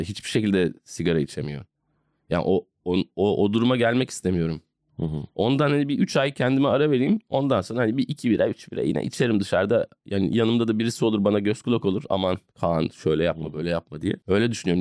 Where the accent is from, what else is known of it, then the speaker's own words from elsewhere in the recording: Istanbul, Turkey; ben İstanbulluyum yani beyaz Türk'üm